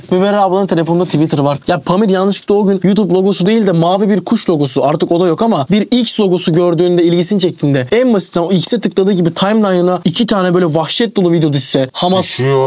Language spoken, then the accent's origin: Turkish; Turkey; Türküz abi biz.